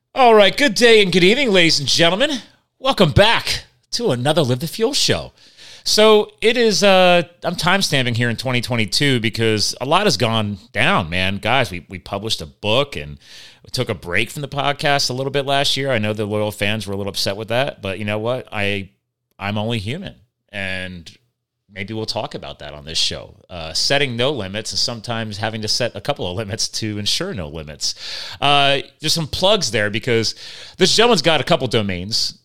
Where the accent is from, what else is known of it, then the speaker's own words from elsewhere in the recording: Pennsylvania, United States; right here in my home state of Pennsylvania